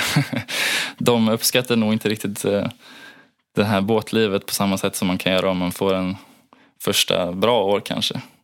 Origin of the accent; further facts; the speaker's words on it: Gothenburg, Västra Götaland, Sweden; also born or lived in Onsala, Kungsbacka; Jag kommer från Göteborg ursprungligen